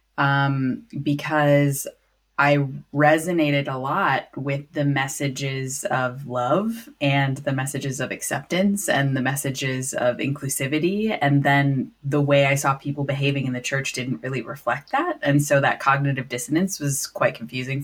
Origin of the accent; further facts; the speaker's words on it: Wisconsin, United States; So I was raised, I grew up in Wisconsin in the States